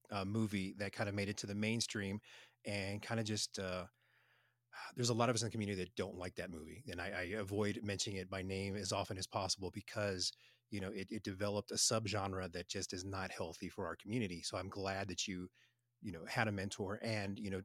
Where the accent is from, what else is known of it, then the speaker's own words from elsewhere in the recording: Texas, United States; Texas, my home state